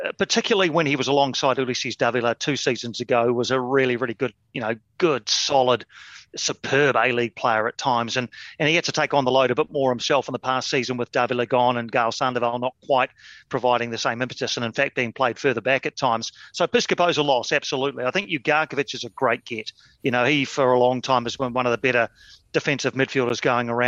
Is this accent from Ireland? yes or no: no; Wellington, New Zealand; my hometown of Wellington